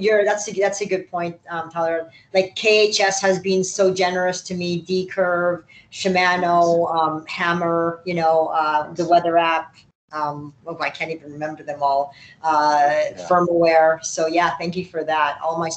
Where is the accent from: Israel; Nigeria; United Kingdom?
Israel; Every news station and every magazine, even like, I'm from Israel, like, even Israel is contacting, right?